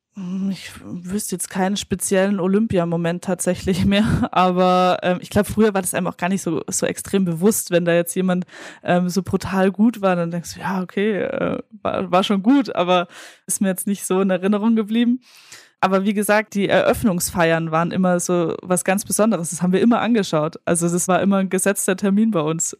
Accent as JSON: {"language": "German", "area": "20 minutes from Munich", "region": "Bavaria", "country": "Germany", "tie": "born or raised there", "said": "in München, äh, was ja auch fast meine Heimatstadt ist. Also ich bin 20 Minuten davon aufgewachsen"}